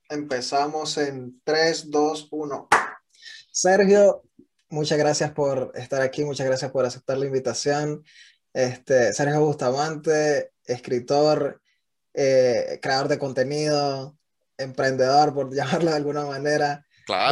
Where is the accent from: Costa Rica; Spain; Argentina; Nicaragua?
Nicaragua; now in United States; un Nica en Estados Unidos